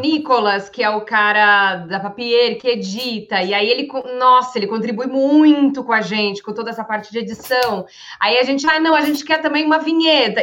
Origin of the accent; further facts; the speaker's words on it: Rio Grande do Sul, Brazil; eu sou gaúcha